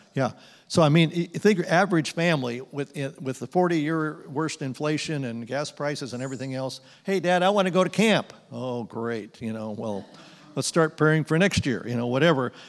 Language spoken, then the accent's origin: English; Phoenix, Arizona, United States; We grew up in Phoenix